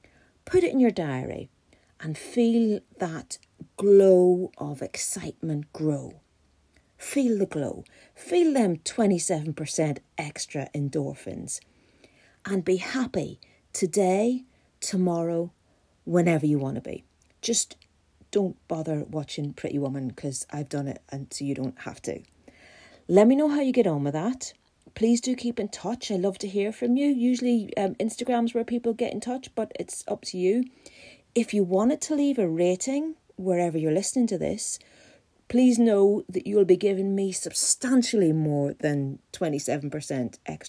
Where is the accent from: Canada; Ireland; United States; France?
Ireland; And being an Irish person, I'm suffering a wee bit because we don't do hot weather.